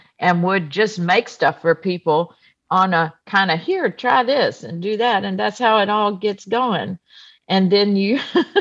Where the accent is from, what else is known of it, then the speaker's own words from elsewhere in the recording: United States; I was born on the coast of Texas in Louisiana. My heritage is I'm Cajun and Lebanese